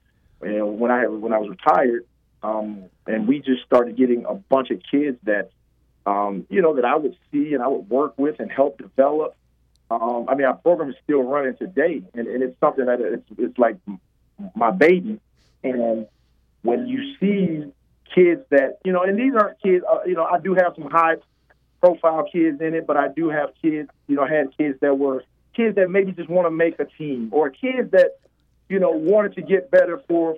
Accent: Detroit, Michigan, United States; But you know, Detroit. I grew up in Detroit.

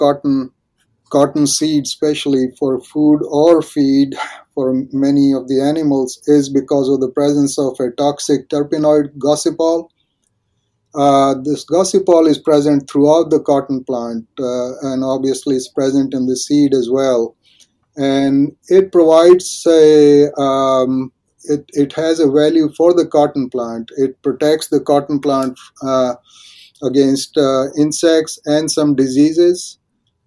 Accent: India; moved away as an adult; now in Texas, United States; I was born in India. I grew up there. I did my schooling and bachelor's and master's degree in India. And I grew up in the rural part of India

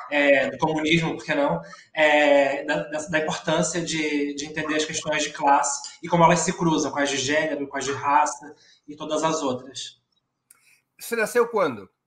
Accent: São Gonçalo, Rio de Janeiro, Brazil; É, sou de São Gonçalo, filha de uma empregada, ex-empregada doméstica e um cobrador de ônibus. É, cresci sendo uma jovem no bairro do Zumbi, que é, que é uma periferia de São Gonçalo, que já é uma cidade periférica.

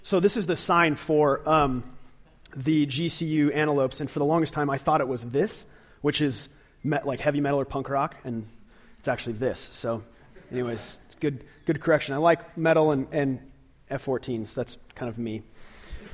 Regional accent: Lake Havasu City, Arizona, United States; moved away; I was born and raised in Lake Havasu City

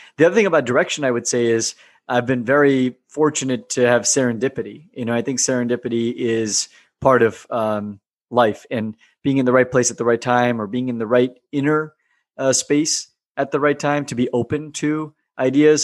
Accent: United States; living and growing up in America

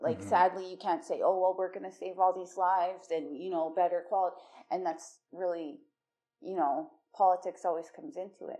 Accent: Calgary, Alberta, Canada; also born or lived in Leask, Saskatchewan; I was born in Leask, Saskatchewan. My mom is Cree Métis, and my dad is mixed Ojibwe, Métis mixed as well. My mom moved with me to Calgary when I was a baby, so I basically grew up here in Treaty 7.

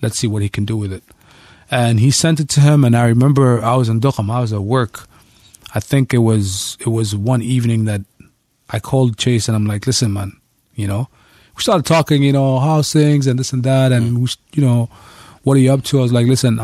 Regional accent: Muscat, Oman; In Muscat? Yeah, Muscat.

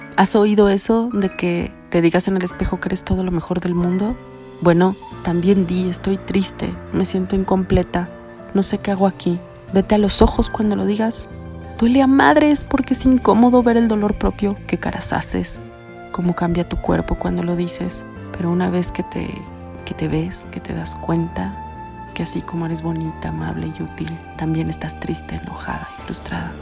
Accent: Mexico; los mexicanos

